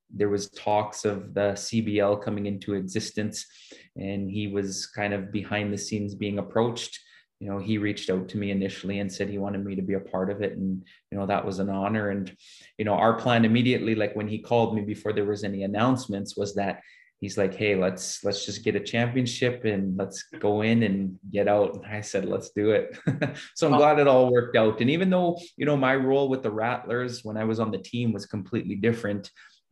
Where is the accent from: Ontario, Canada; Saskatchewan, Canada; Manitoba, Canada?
Saskatchewan, Canada; Saskatoon; the community that I grew up here in Saskatoon